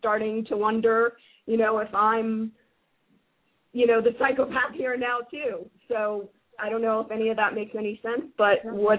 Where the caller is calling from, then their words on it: United States; I'm calling from the United States.